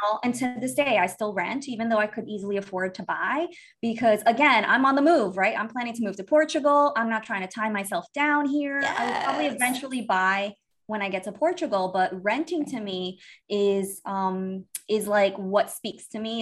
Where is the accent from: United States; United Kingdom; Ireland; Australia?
United States; Miami, Florida; moved away as an adult; also born or lived in Brazil / New York; I was born in Brazil, um, and we moved to the United States. My mom and my other other little sister. We moved to the United States when I was eight years old. Um, I actually grew up in Miami